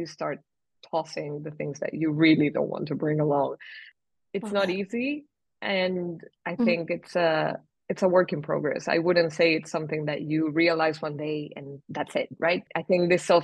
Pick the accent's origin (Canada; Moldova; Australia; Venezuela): Venezuela; moved away as an adult; also born or lived in Spain / England; now in Switzerland; I moved from Venezuela, then to Spain, then to England, and then to Switzerland.